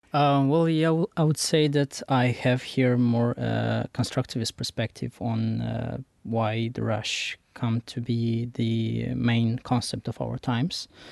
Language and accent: English; Romania; I'm from Romania